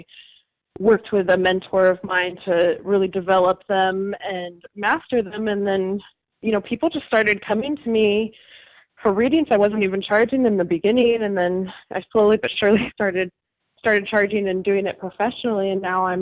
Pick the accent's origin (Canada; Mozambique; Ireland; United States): United States; Arizona; now in San Diego, United States; I'm based here in San Diego. I started out, I was born and raised in Arizona, so I'm a desert rat